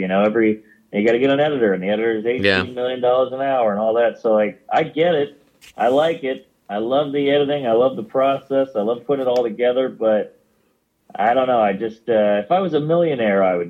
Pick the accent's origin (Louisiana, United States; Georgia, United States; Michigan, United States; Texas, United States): Louisiana, United States; New Orleans; now in New York City, United States; Born and raised